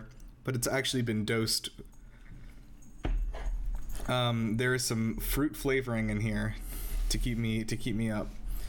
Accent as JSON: {"language": "English", "region": "Southeast", "country": "United States", "tie": "born or raised there", "said": "I've been to cold places, but I've never lived anywhere actually cold. Like, I've always lived in the Southeast."}